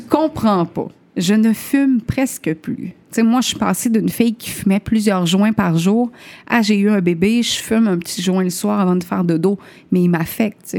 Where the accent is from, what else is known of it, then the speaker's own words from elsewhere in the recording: Chibougamau, Quebec, Canada; also born or lived in Limoilou, Quebec City; now in Quebec City, Canada; je viens de Chibougamau